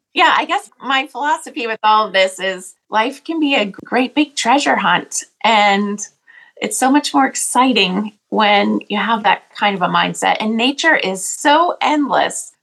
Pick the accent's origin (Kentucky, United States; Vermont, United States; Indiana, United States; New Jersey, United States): Vermont, United States; I was born in Vermont, which, as you can imagine, is an incredible place as far as nature goes. So I was surrounded by tall mountains and beautiful valleys filled with farms. And the smell of cows was one of the first smells of my childhood